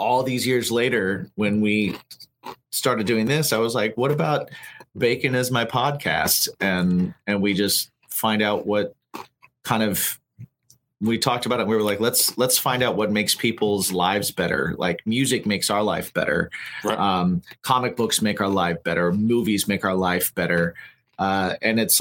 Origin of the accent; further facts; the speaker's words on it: West Lafayette, Indiana, United States; moved away; I grew up in West Lafayette, Indiana.